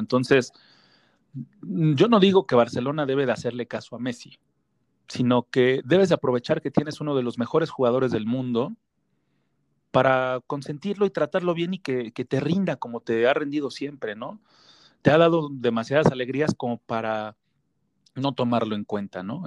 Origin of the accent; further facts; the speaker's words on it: Mexico; como mexicano, como compatriota